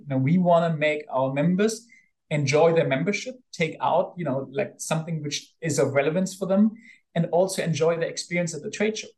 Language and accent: English; Bonn, North Rhine-Westphalia, Germany; I grew up in Bonn, which is the old capital of Germany